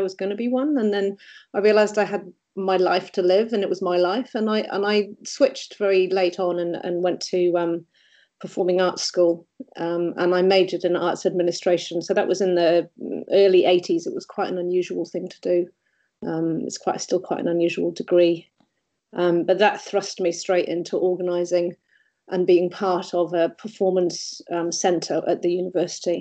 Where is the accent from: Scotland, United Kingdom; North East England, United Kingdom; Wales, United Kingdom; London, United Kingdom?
North East England, United Kingdom; Durham; moved away as an adult; now in New Zealand; I'm from England originally, and I went to a normal primary school, which happened to have a very good team of music teachers. I think it was because we were in Durham